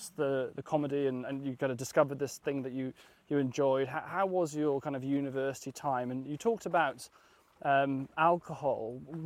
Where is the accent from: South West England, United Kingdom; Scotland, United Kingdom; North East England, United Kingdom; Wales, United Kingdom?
Wales, United Kingdom; West; I was born in West Wales